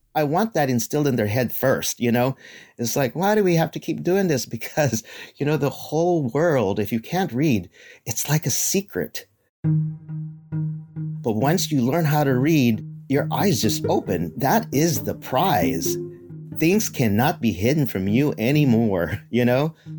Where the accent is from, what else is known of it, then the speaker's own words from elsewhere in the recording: Philippines; we're Filipino, and they refer to me as Ninong